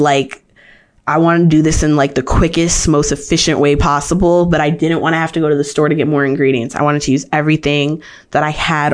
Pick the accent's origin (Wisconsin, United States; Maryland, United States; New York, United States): Maryland, United States